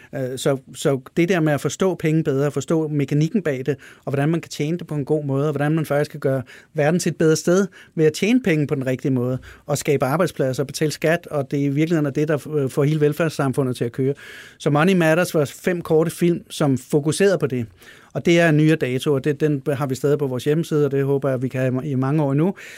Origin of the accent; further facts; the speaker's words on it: Denmark; jeg er dansker